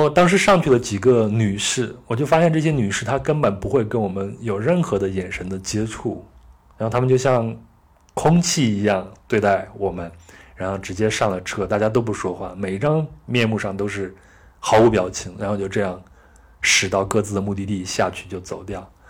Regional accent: China; 这在中国的农村都已经很少见了。你像我，我出生在七十年代末，那我小时候就是在农村生活和长大的。

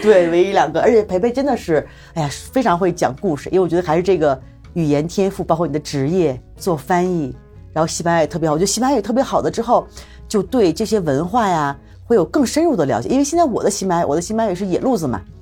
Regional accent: Jilin, China; moved away as an adult; also born or lived in Beijing; now in Mexico; 我是在吉林出生的

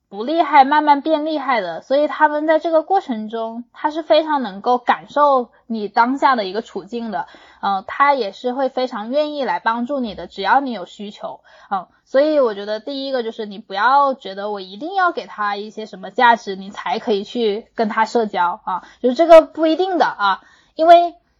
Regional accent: Hunan, China; 因为我在湖南长大的，我身边的那些小姐妹，湖南女孩子的地位还挺高的

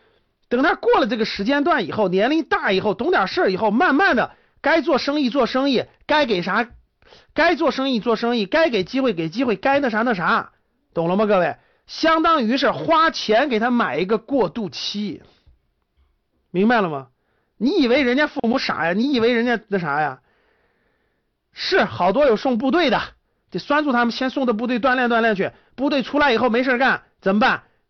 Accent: Shanxi, China; 我们山西啊，我山我老家山西的，我们山西那很正常

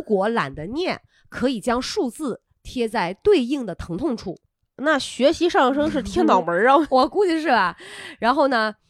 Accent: Qingdao, Shandong, China; accent: Qingdao dialect; 青岛话管那种米虫叫做油子

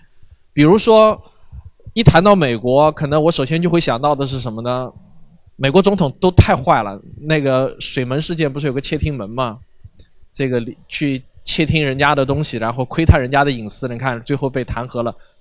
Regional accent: China; 我们在国内这样子成长起来的话

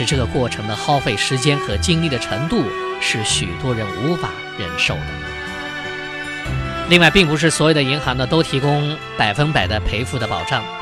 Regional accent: China; 这就导致了我们中国人有为信用卡设置密码的习惯。

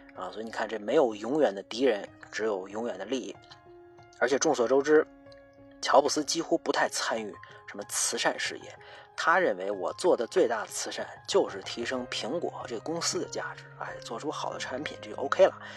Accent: China; 咱作为一个中国人

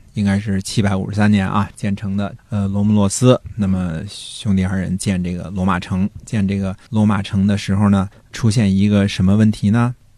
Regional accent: China; 我们中国人

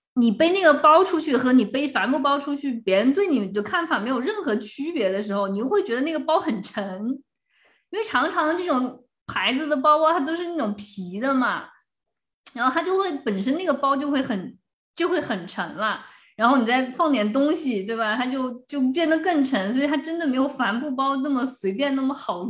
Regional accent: China; 然后要是我们中国人会就觉得呀，好寒酸

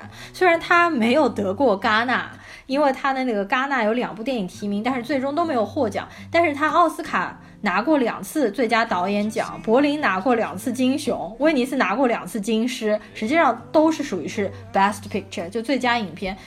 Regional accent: China

